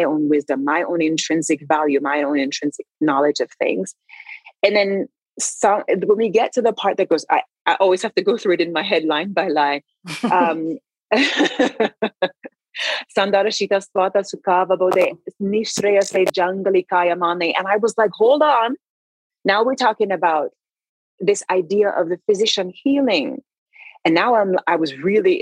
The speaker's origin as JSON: {"language": "English", "country": "Jamaica", "tie": "born or raised there", "said": "I am Christian because I was raised in Jamaica"}